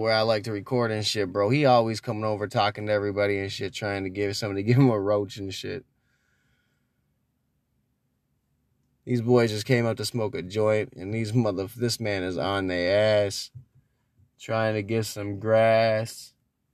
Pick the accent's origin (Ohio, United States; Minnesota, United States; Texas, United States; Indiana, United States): Minnesota, United States; Minneapolis; also born or lived in Brooklyn Park, Minnesota; When I was growing up in Minneapolis and I was growing up in Brooklyn Park